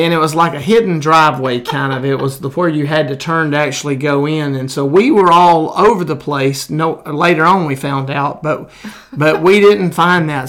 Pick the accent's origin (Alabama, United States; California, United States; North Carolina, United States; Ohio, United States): Alabama, United States; Crane Hill; I grew up in Jones Chapel in Crane Hill